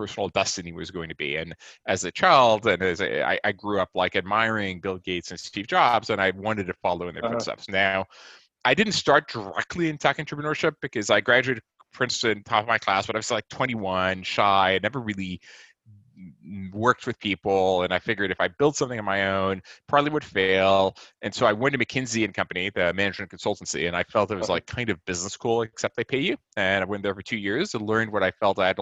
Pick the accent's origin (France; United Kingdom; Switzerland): France; Nice, Provence-Alpes-Côte d'Azur; moved away as an adult; now in United States; I'm originally from Nice in France.